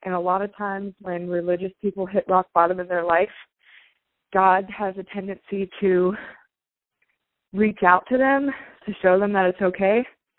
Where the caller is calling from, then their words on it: Raleigh, North Carolina, United States; Hi, I'm … from Raleigh, North Carolina.